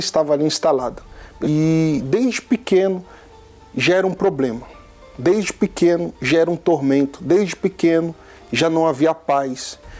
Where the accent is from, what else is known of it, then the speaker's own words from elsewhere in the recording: São Paulo, Brazil; Eu tenho 29 anos, sou natural de São Paulo